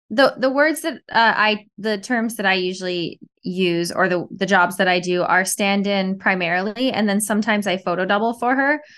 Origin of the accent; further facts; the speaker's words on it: Canada; now in New York, United States; I'm Canadian. I was back in Canada for the first part of the pandemic, and then I came back to New York